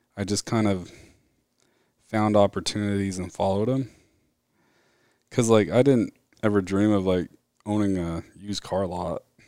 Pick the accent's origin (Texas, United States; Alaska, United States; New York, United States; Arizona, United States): Arizona, United States; Mesa; now in Gilbert, United States; Grew up in Mesa, Arizona. Was born there my whole life